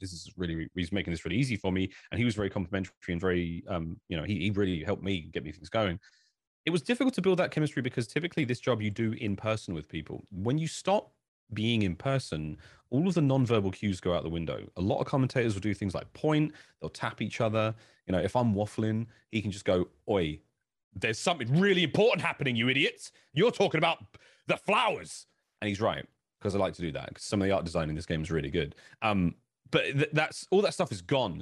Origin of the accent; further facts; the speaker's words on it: United Kingdom; I think I'm from Britain